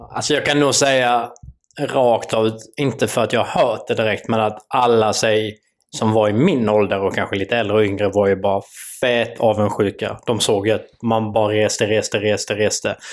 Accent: Sweden; vi svenskar

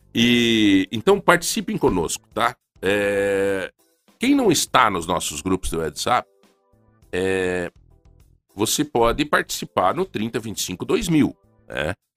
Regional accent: São Domingos, Brazil; moved away; Lá na minha cidade natal, em São Domingos

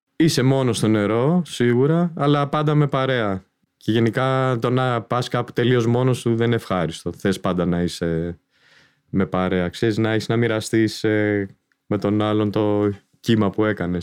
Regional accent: Athens, Attica, Greece; Γεννήθηκα το 70, 53 και κάτι τώρα. Ε, μεγάλωσα στην Αθήνα

